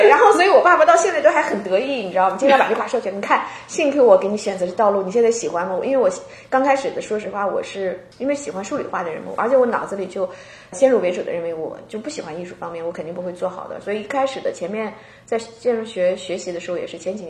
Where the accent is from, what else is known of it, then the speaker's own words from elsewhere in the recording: Qingdao, Shandong, China; moved away as an adult; now in Seattle, United States; 咱们都是青岛人嘛。